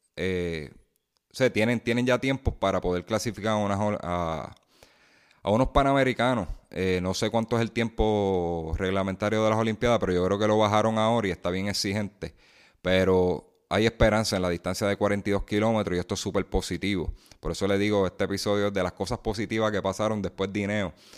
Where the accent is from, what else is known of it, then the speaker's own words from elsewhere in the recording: Puerto Rico; nosotros como puertorriqueños